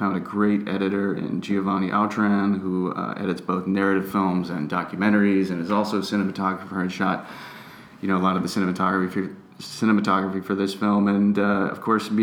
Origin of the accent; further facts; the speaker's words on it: Bemidji, Minnesota, United States; I grew up in Bemidji, Minnesota